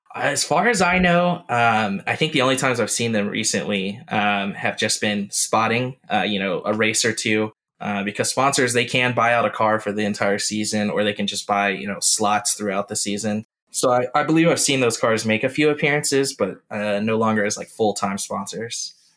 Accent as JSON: {"language": "English", "region": "North Carolina", "country": "United States", "tie": "born or raised there", "said": "growing up in North Carolina"}